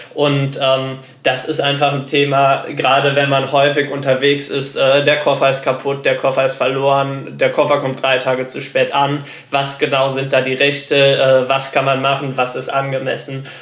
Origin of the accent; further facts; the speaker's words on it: Germany; Als Deutscher